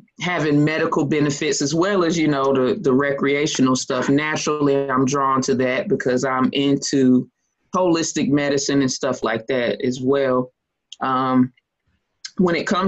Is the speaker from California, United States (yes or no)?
no; Lexington, North Carolina, United States; also born or lived in Greenville, North Carolina; I'm from Lexington, North Carolina, born and raised.